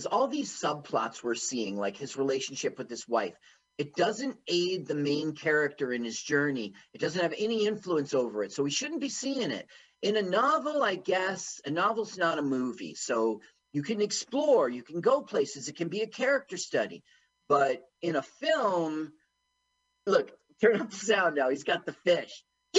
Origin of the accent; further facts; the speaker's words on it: Florida, United States; I'm from the East Coast, not yeah. Florida.